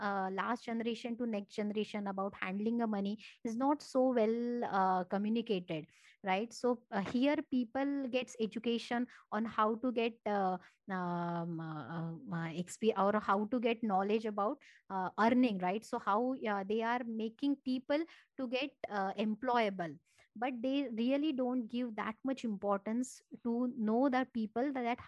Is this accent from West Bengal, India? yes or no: no; Marathi, Maharashtra, India; first language Marathi; English is a second language; Marathi, which is my mother tongue.